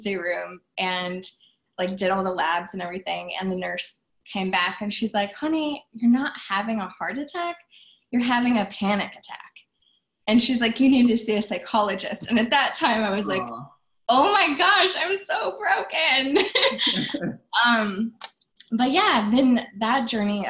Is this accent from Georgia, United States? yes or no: no; Iowa, United States; moved away as an adult; also born or lived in New York City; I was originally from Iowa. So I moved from tiny town Iowa to Times Square, New York City.